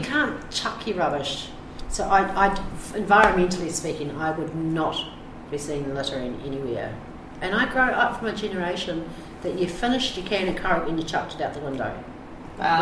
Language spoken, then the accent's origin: English; New Zealand; moved away; I'm a Kiwi